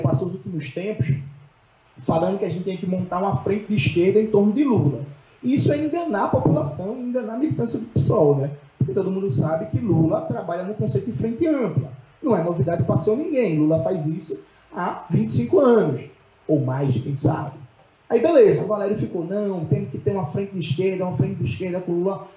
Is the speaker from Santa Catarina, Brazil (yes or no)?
no; Pernambuco, Brazil; Eu sou de Pernambuco